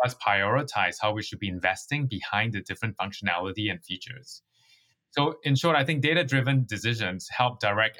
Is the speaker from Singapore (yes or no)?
yes; Singapore; moved away as an adult; also born or lived in New York, United States; now in San Francisco, United States; I grew up in Singapore, which is a British colony